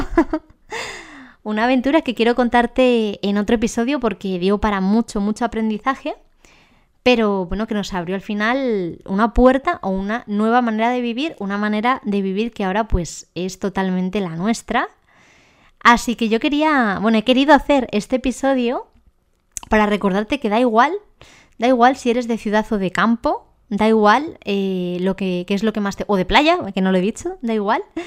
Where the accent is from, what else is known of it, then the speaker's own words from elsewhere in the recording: Ávila, Castile and León, Spain; moved away; also born or lived in Madrid; Yo soy de nacimiento de Ávila